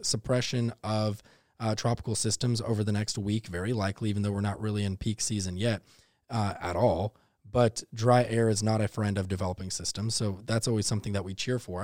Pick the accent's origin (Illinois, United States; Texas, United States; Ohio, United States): Texas, United States; now in Savannah, United States; growing up in Texas